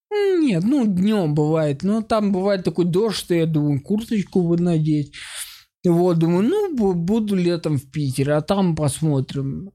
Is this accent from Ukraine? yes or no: yes; Ukraine; moved away; Я же типа из Украины